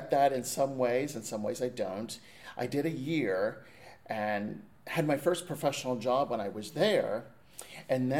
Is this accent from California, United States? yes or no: no; Orbisonia, Pennsylvania, United States; I'm from a tiny little town called Orbazonia, Pennsylvania, which is in the heart of the mountains, not too far from State College